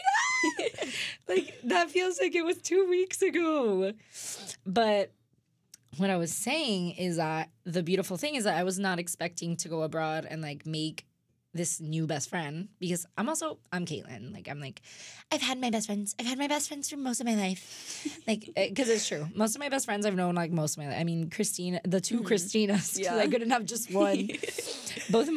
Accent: Miami, Florida, United States; moved away as an adult; now in Indiana, United States; I'm from Miami. I went to public school

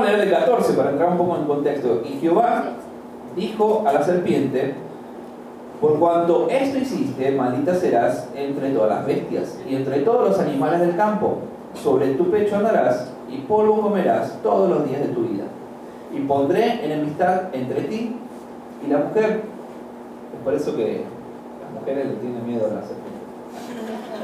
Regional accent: Argentina; moved away; also born or lived in Chiriquí, Panama; Yo soy de Argentina, pero por nueve años viví en Chiriquí

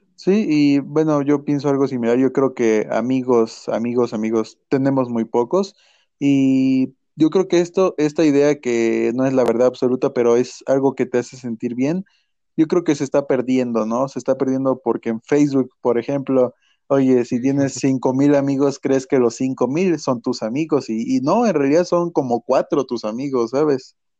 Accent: Mexico; como mexicanos

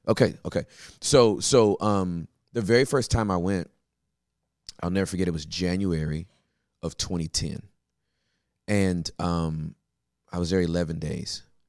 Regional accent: Inglewood, California, United States; I'm born and raised in Inglewood

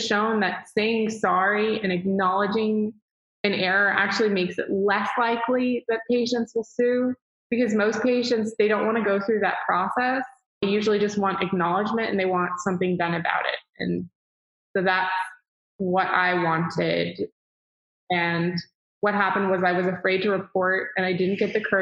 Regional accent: Dallas, Texas, United States; I'm from Dallas, Texas.

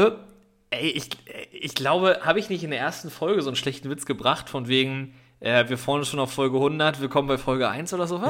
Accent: Northern Germany, Germany; ich bin ja als Norddeutscher

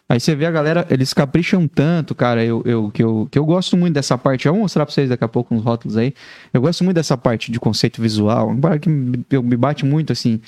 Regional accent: Paraná, Brazil; now in Joinville, Brazil; eu sou, sou filho paranaense

